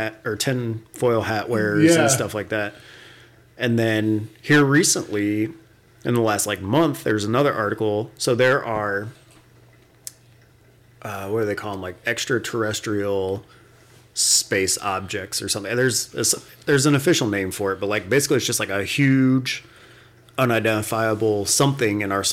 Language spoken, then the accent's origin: English; West Palm Beach, Florida, United States; growing up in Florida, we lived in West Palm, which was kind of like center of the state.